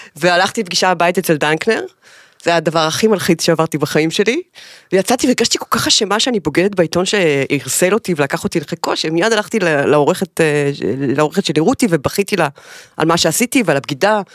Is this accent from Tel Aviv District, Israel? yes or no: no; Haifa, Haifa District, Israel; החיים בחיפה, חיפה זה המקום הזה שלה באמצע, אני נורא אוהבת את זה